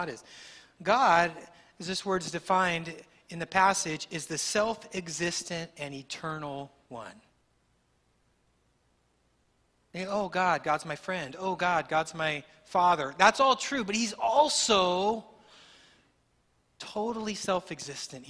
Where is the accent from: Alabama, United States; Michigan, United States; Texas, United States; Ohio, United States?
Texas, United States; As a Texan